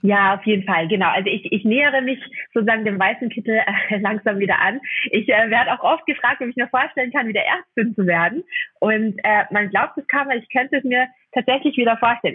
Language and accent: German; Austria; accent: Austrian; ich bin eigentlich Österreicherin, das hört man vielleicht durch den Podcast ein bisschen